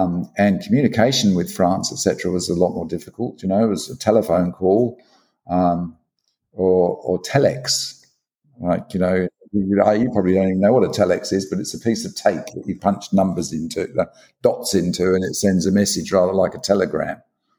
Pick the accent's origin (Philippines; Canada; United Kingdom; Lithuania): United Kingdom; England; now in Australia; You can't sort of sit back and think, wish you were back at the pub in England.